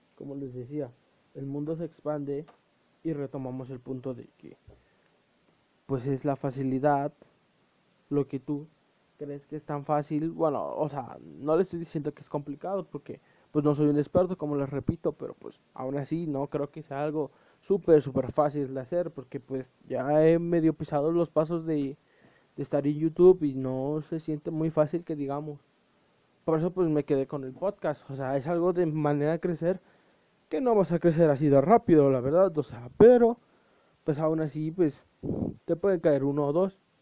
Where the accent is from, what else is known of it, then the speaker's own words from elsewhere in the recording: Puebla, Mexico; soy un chavo de Puebla, de México